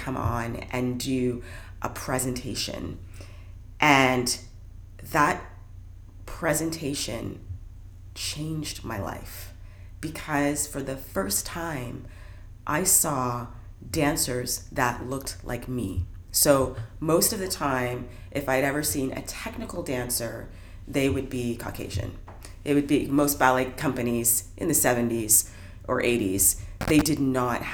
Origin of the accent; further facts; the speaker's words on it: Brantford, Ontario, Canada; I grew up in Brantford, Ontario